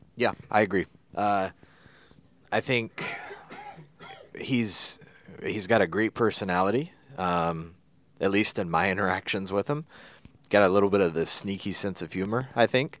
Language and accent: English; Kernersville, North Carolina, United States; accent: Kernersville twang